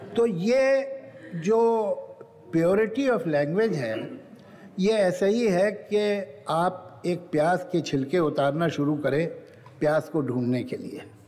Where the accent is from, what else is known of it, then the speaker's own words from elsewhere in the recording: Lucknow, Uttar Pradesh, India; मैं तो बेचारा सिर्फ लखनऊ का रहने वाला हूँ